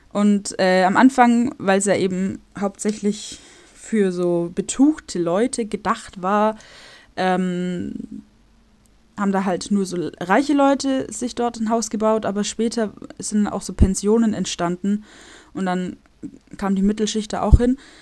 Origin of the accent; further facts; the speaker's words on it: Germany; moved away as an adult; now in Warsaw, Poland; In meinem äh, Dorf, wo ich herkomme, wohnen 6000